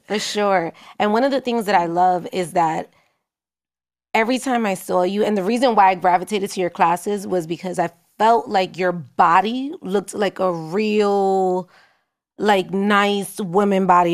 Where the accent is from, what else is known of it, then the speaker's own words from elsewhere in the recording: New York City, New York, United States; I grew up in Harlem